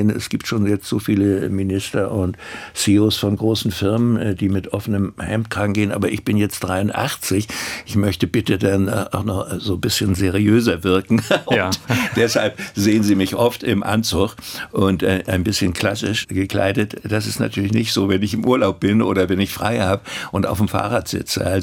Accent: Rostock, Mecklenburg-Vorpommern, Germany; Und meine Heimat war äh, Mecklenburg. Das war nicht DDR, sondern das war meine, meine, meine Geburtsstadt Rostock und das Fischland.

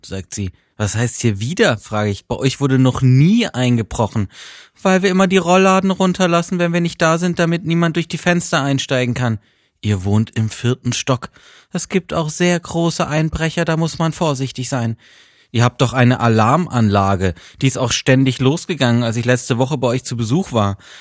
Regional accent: Freiburg, Baden-Württemberg, Germany; moved away; meiner Heimatstadt Freiburg

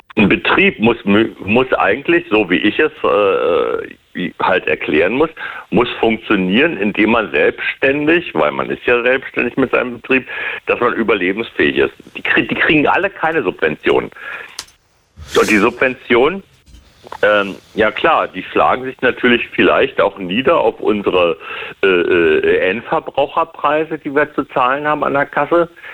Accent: Germany; wir sind ja als Deutsche

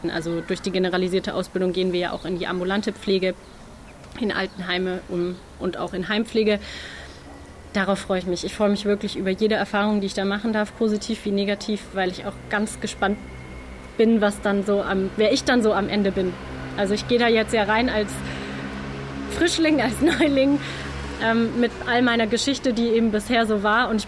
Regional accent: Tübingen, Baden-Württemberg, Germany; Nein, ich komme tatsächlich aus Tübingen, ähm, aus so einem ganz kleinen Kaff eher daneben.

